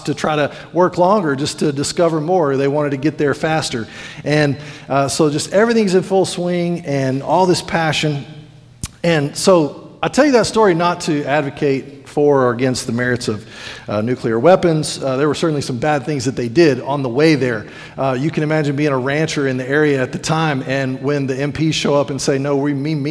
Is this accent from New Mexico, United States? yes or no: yes; New Mexico, United States; now in Sweetwater, United States; growing up in New Mexico